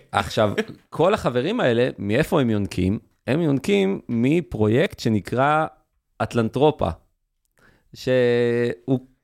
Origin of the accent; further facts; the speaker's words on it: near Beit She'an, Northern District, Israel; אני גדלתי בנווהו, ליד בית שאן